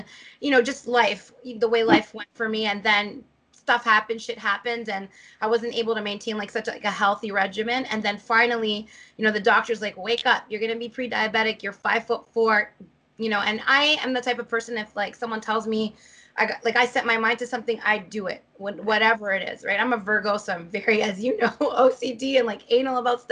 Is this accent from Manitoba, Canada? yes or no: no; Toronto, Ontario, Canada; I was born and raised in Toronto